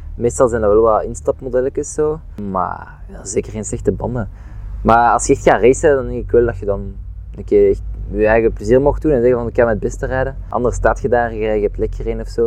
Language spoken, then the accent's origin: Dutch; Overijse, Flanders, Belgium; ik ben van Maleisië